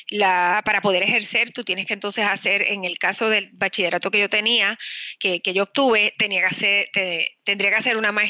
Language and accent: Spanish; Puerto Rico; also born or lived in Manhattan, New York; luego regresé a Puerto Rico, que es de donde yo soy eh, ah, natural.